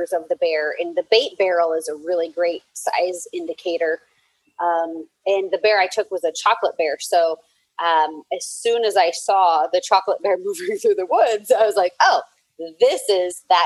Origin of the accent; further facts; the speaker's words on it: Eugene, Oregon, United States; I was born in Eugene